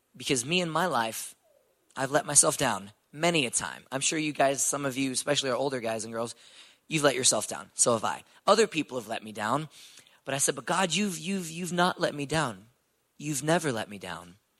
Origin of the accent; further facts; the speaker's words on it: Houston, Texas, United States; I'm from Houston, Texas, born and raised.